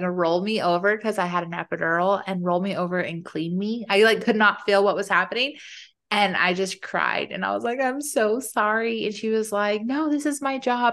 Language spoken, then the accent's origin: English; Arizona, United States; I grew up in Arizona, so it was hot